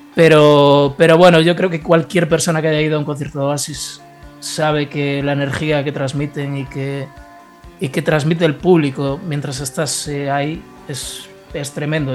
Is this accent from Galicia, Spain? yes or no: yes; Ponteareas, Galicia, Spain; soy de Ponte Arias, eh, es un pueblo de la provincia de Pontevedra, no sé si os suena. Es una de las cuatro provincias de, Galicia.